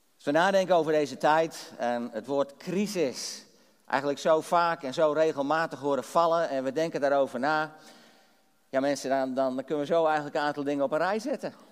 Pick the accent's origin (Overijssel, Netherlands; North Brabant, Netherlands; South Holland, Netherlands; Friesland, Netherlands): Friesland, Netherlands; Drachten; ik ben geboren getogen in Drachten in Friesland